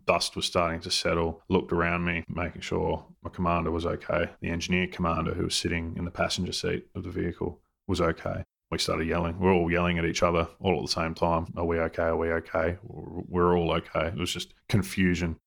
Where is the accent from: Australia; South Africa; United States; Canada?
Australia; we're Australian soldiers